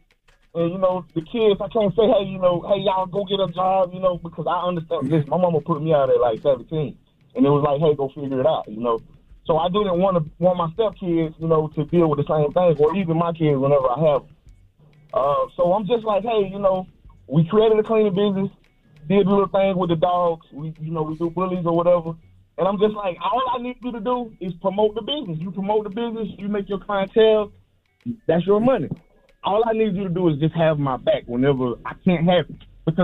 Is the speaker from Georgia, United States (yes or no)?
yes; Georgia, United States; I grew up, I was raised in Georgia, you know, so by my grandparents.